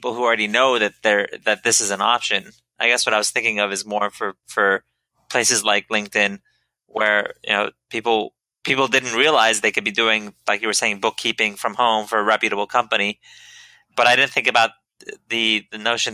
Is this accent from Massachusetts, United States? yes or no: no; Silicon Valley, California, United States; I grew up in Silicon Valley